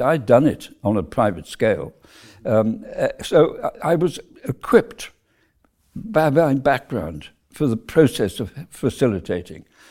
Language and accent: English; South Wales, United Kingdom; moved away; I came from South Wales, where we were a relatively prosperous middle class family